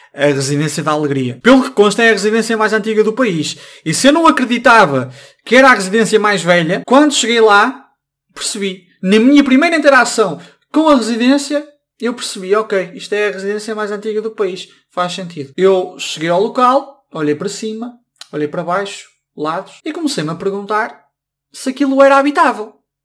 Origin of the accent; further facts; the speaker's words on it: Braga, Norte, Portugal; also born or lived in Coimbra; Eu sou de Braga